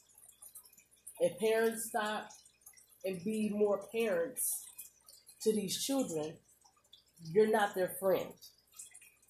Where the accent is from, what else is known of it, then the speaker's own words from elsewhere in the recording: Omaha, Nebraska, United States; I'm from Omaha, Nebraska. Whether I move from Omaha, Nebraska to Timbuktu, I am still a native Omahaan